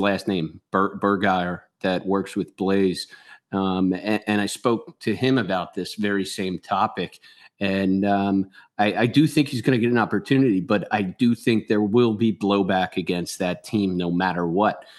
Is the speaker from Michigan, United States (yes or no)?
no; Philadelphia, Pennsylvania, United States; I'm sure you guys could tell from my voice. I'm from Philly